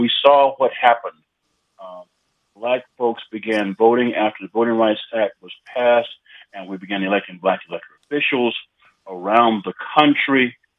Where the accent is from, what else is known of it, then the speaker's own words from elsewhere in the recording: the South, United States; I'm from the South, born in the South, raised in the South